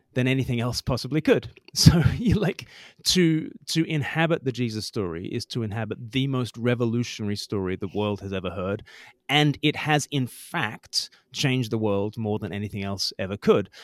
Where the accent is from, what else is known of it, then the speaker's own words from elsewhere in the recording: Australia; moved away as an adult; now in United Kingdom; I grew up in Australia. I've lived more than half my life now in the U K